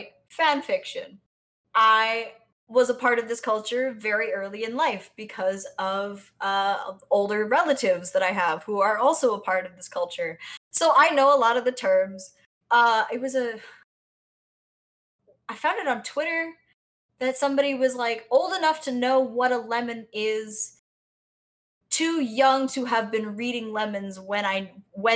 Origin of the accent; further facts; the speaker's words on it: South Florida, United States; accent: Cuban; also born or lived in Puerto Rico; I'm Puerto Rican, but I grew up in South Florida